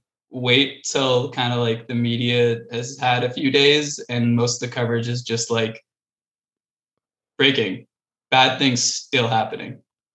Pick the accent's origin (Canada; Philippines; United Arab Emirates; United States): Canada; Ottawa, Ontario; I've been in Ottawa visiting. It's my hometown.